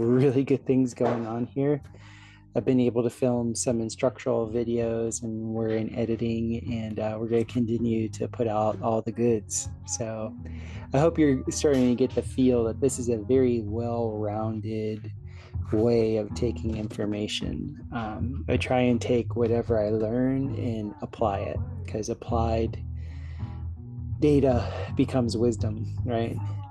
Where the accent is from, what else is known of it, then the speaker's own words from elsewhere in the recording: South Florida, United States; growing up in South Florida